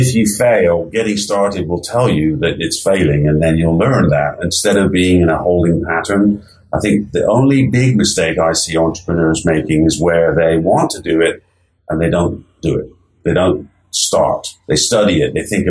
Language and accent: English; England, United Kingdom; now in United States; except that I grew up in England. And, you know, England over here seems like a small place, but there's 60 million people living there